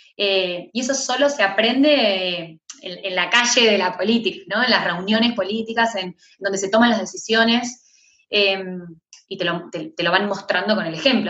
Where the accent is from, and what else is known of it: Argentina